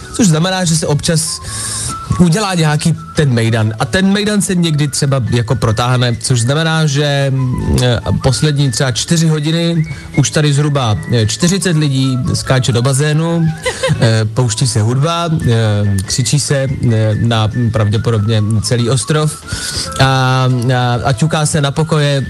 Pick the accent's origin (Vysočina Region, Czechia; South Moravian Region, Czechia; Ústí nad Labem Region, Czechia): Ústí nad Labem Region, Czechia; Dubí; já jsem z Dubí